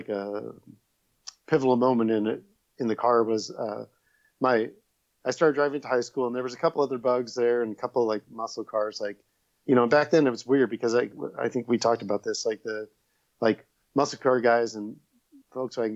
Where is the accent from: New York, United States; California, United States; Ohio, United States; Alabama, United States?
California, United States; Los Angeles; also born or lived in Culver City, California; now in Burbank, United States; I grew up in Northridge, California